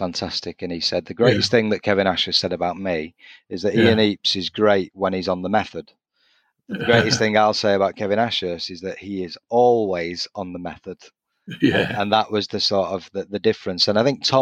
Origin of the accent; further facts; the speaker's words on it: the North West, North West England, United Kingdom; I'm from the Northwest.